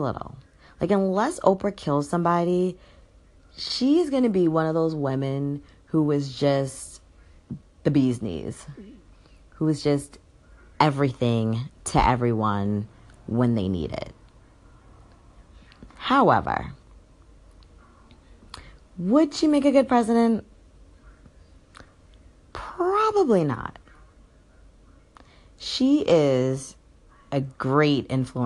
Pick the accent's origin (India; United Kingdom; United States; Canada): United States; I am super American